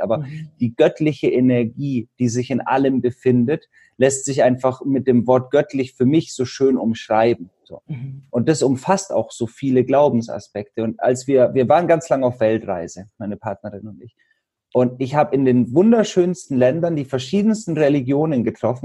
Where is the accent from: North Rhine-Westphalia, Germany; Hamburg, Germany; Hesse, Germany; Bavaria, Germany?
Bavaria, Germany; Allgäu; Ich komme ja aus Bayern, aus dem Allgäu